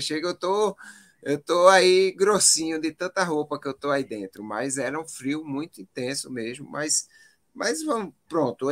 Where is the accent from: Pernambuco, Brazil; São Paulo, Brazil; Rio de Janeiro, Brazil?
Pernambuco, Brazil; Eu sou nordestino, aqui eu só corro no calor, né? Aí acabo é. indo para um local é totalmente diverso do que eu vivo aqui em Pernambuco